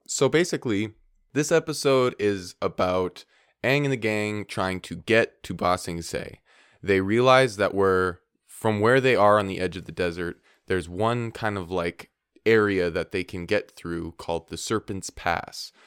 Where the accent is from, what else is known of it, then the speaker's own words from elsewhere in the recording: Minnesota, United States; I'm from Minnesota